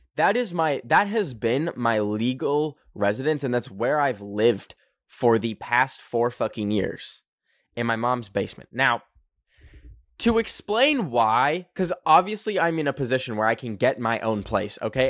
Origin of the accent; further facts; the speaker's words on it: Canada; I am a Canadian. I am not an American.